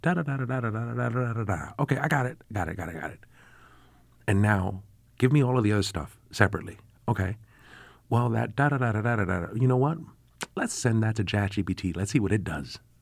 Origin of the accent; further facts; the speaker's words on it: New York City, New York, United States; now in Syracuse, United States; I grew up in the South Bronx